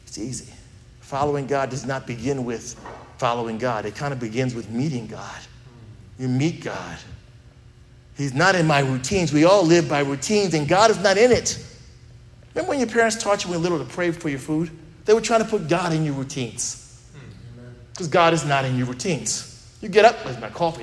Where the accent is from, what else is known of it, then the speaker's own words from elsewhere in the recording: United States; also born or lived in Texas; We're American